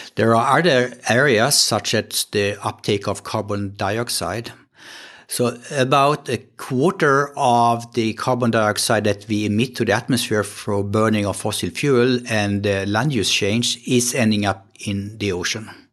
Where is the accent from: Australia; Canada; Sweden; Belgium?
Sweden; accent: Swedish; English is a second language; moved away as an adult; also born or lived in Gothenburg, Sweden / San Diego, United States; now in Kiel, Germany; So I'm, I'm coming from Sweden. You can hear that maybe on my accent, even in, in English.